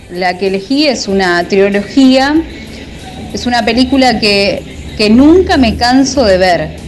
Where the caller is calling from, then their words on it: Luis Guillón, Buenos Aires Province, Argentina; Saludos para toda la audiencia de Conectados con la Música … de Luis Guillón.